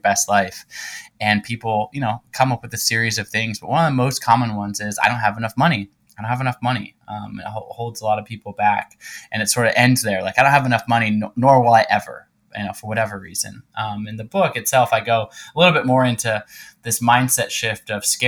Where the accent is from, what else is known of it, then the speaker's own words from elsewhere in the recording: Pacific Northwest, United States; I'm originally from the Pacific Northwest part of the United States